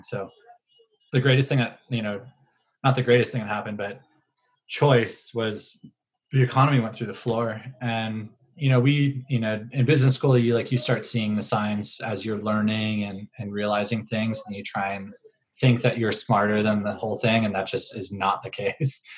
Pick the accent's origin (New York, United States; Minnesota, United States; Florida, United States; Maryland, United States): Maryland, United States; Howard County; moved away as an adult; now in El Cerrito, United States; I grew up in Howard County. My mom was a, you know, a, a administrator as well as a teacher in the Howard County school system. Um, so Howard County, Maryland